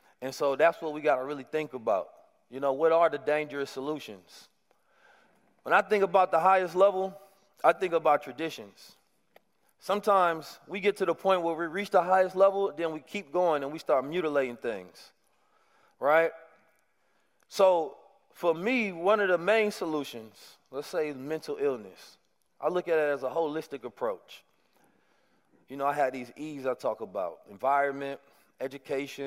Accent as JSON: {"language": "English", "town": "Oakland", "region": "California", "country": "United States", "tie": "born or raised there", "said": "growing up in Oakland has been a blessing for me"}